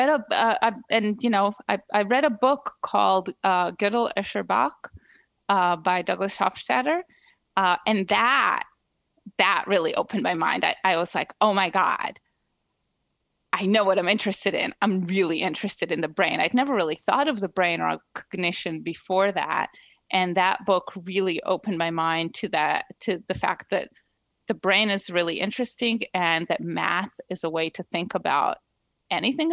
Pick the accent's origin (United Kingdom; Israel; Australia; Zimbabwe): Israel; moved away as an adult; also born or lived in New Jersey, United States; now in Princeton, United States; So I grew up in Israel.